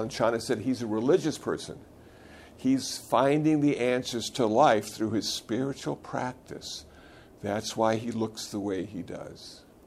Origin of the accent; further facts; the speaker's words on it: Iowa, United States; moved away; I was born in Iowa.